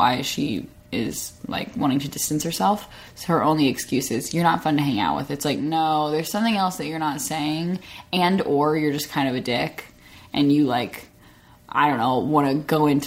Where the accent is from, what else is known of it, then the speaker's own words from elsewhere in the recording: Arkansas, United States; moved away; the friends that I had in my hometown